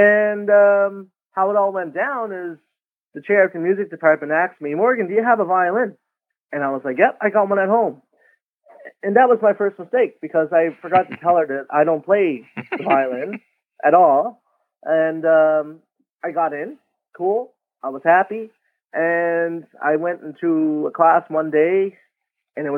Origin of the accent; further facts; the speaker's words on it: Wagmatcook First Nation, Cape Breton, Nova Scotia, Canada; I went home to my hometown of Waigamah First Nation